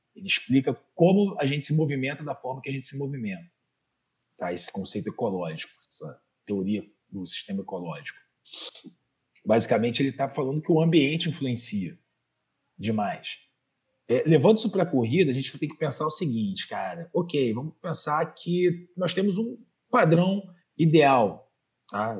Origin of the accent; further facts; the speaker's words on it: Rio de Janeiro, Brazil; accent: Carioca; eu sou do Rio de Janeiro, não sei se dá para perceber pelo sotaque. Carioca da Gema, criada no Meier